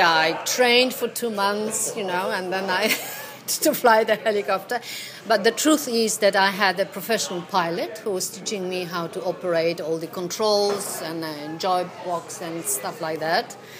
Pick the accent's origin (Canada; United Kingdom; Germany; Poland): Poland; English is a second language; moved away; I'm Polish originally